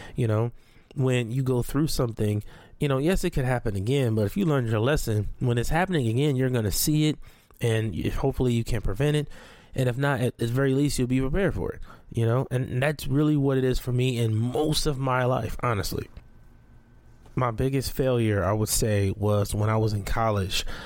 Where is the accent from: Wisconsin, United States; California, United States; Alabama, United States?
California, United States; Compton; also born or lived in Watts, Los Angeles / Long Beach / Carson; I grew up in Watson, Compton, and, and, and Long Beach, Carson